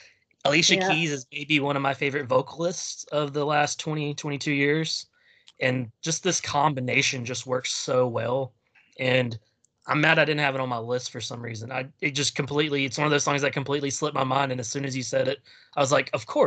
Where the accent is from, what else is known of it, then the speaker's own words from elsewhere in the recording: Louisiana, United States; I'm from Louisiana.